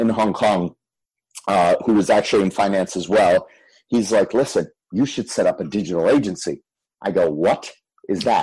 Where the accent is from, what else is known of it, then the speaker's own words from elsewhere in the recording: Fort Lauderdale, Florida, United States; also born or lived in Michigan; I was born in Michigan. And then we moved to Fort Lauderdale when I was three